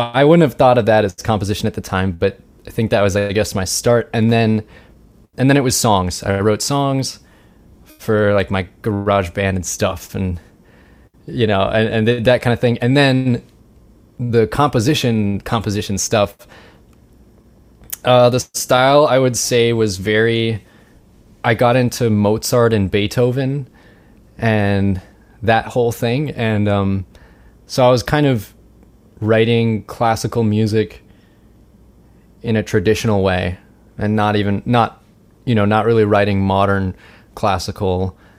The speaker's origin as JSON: {"language": "English", "town": "Richmond", "country": "United States", "said": "I'm from Richmond, as you just heard. We went to the same high school, if they didn't know that, me and Kim."}